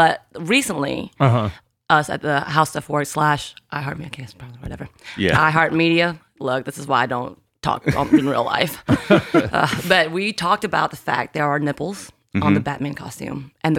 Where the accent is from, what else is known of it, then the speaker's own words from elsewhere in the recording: Georgia, United States; So because I am from Georgia